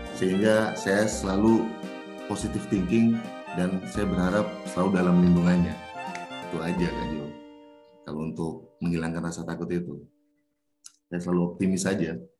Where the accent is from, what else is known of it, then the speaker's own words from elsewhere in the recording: Papua, Indonesia; saya besar di Papua